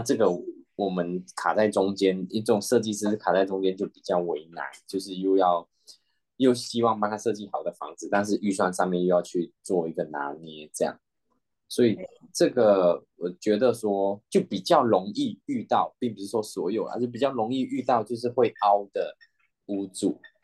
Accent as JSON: {"language": "Chinese", "country": "Malaysia", "moved": "yes", "said": "我是来自马来西亚的"}